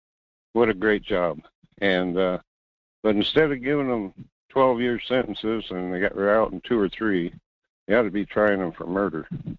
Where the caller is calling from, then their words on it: North Pole, Alaska, United States; from North Pole.